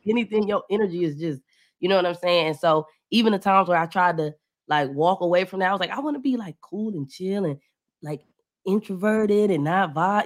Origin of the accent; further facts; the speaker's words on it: Cleveland, Ohio, United States; moved away as an adult; now in Atlanta, United States; I'm from Cleveland, but I recently moved to Atlanta